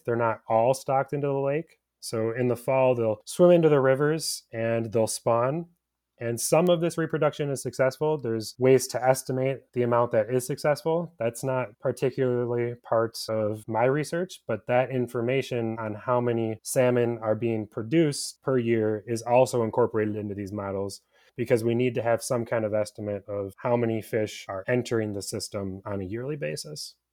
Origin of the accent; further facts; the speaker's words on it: Michigan, United States; I have been a Michigander for my entire life. I've never lived outside of the state of Michigan